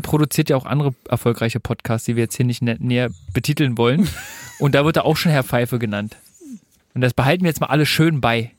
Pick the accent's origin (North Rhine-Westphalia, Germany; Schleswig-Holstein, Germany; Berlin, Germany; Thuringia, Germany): Berlin, Germany; ich bin in Berlin geboren und aufgewachsen und lebe hier immer noch